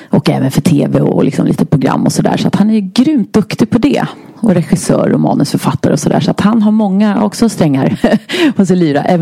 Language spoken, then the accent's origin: Swedish; Stockholm County, Sweden; kommer ifrån uppvuxen söder om Stockholm